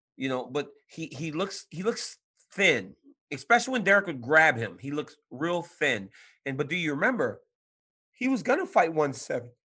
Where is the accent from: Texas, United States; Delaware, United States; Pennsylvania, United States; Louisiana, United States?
Louisiana, United States; now in San Jose, United States; I'm from Louisiana